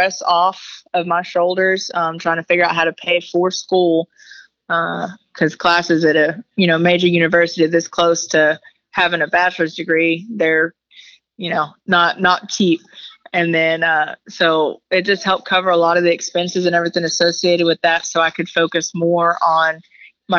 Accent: Decatur, Texas, United States; I'm originally from Decatur, Texas, born here, raised here, currently still living here

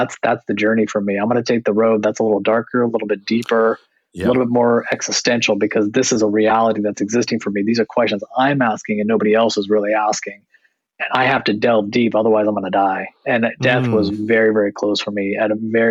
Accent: United States; also born or lived in Canada; growing up in America, being born in Canada, but having family traditionally from India

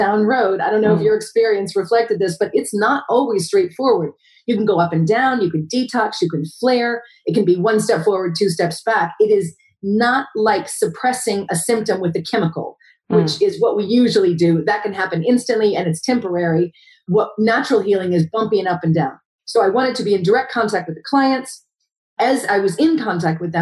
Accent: United States; moved away as an adult; now in Wales, United Kingdom; I'm an American

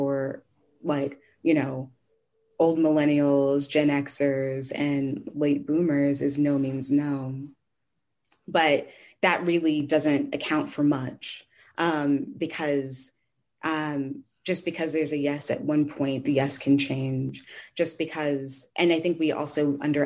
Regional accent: St. Louis, Missouri, United States; I grew up in St. Louis

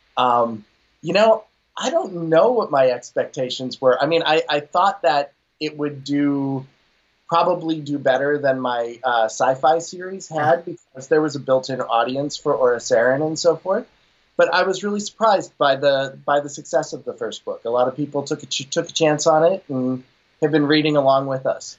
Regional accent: Pittsburgh, Pennsylvania, United States; I'm from Pittsburgh

